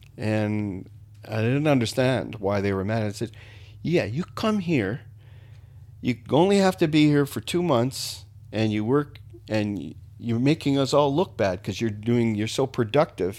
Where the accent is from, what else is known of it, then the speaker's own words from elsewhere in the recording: Niagara Falls, Ontario, Canada; moved away as an adult; I grew up there, uh, till I was twenty